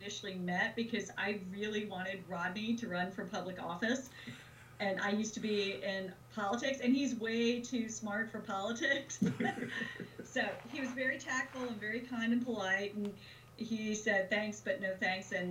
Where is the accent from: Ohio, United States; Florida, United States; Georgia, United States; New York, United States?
Georgia, United States; South; I come from South Georgia